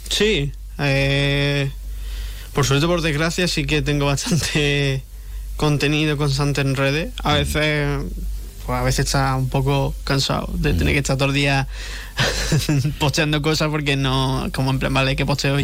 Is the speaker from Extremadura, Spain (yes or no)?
no; Jerez de la Frontera, Andalusia, Spain; es mi tierra, que le ah, empecé aquí